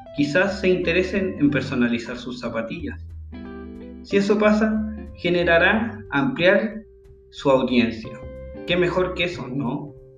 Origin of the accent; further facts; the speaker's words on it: Santiago, Santiago Metropolitan Region, Chile; now in Caldera, Chile; Nací en Chile Santiago exactamente, la capital del país, donde luego me mudé a un pueblo llamado Caldera, donde sigo viviendo actualmente